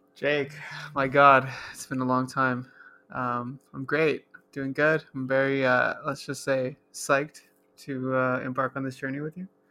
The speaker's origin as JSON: {"language": "English", "town": "Los Angeles", "region": "California", "country": "United States", "tie": "born or raised there", "said": "I'm born and raised in Los Angeles, California."}